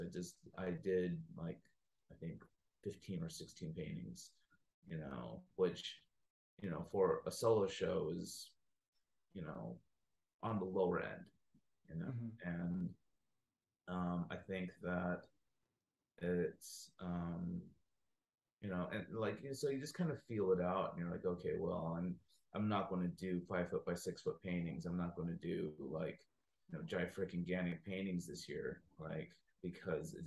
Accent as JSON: {"language": "English", "country": "United States", "said": "me being Chinese American"}